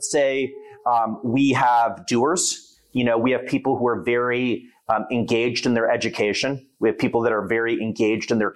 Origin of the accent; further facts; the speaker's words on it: New York, United States; now in Rochester, United States; I'm a New Yorker. I've spent a significant portion of my life in New York City